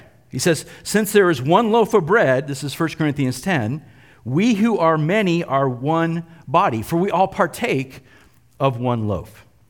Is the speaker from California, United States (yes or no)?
yes; California, United States; When I was growing up in the West San Fernando Valley, I'm really going to date myself here.